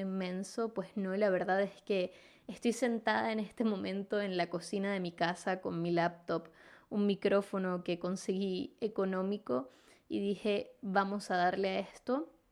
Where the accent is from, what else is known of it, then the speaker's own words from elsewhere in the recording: Venezuela; moved away as an adult; now in Chile; soy venezolana, resido en Chile desde hace 5 años y medio